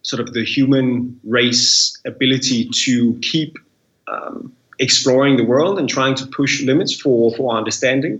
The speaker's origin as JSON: {"language": "English", "country": "Denmark", "tie": "born or raised there", "said": "being born in Denmark"}